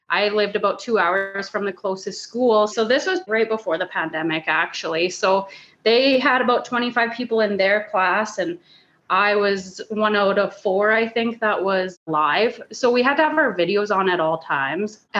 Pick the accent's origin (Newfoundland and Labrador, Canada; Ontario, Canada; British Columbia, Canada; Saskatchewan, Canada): Saskatchewan, Canada; I'm from yeah. Saskatchewan, eh?